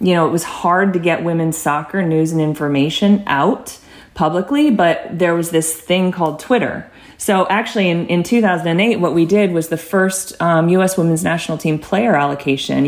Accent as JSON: {"language": "English", "region": "Arizona", "country": "United States", "tie": "born or raised there", "said": "I grew up in the Arizona youth soccer system"}